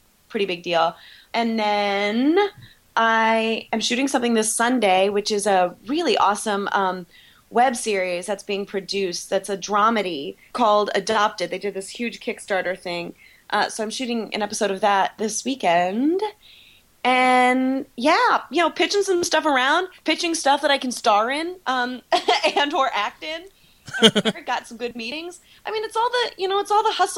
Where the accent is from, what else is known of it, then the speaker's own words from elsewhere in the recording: Ohio, United States; moved away; I am from Ohio